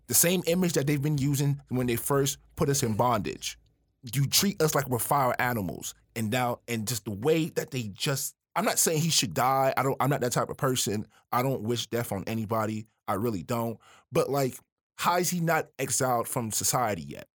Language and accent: English; Miami, Florida, United States; I am from Miami, Florida